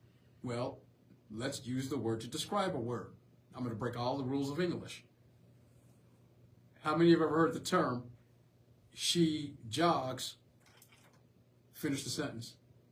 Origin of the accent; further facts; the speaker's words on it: the South, United States; just growing up in the South and growing up in an agricultural society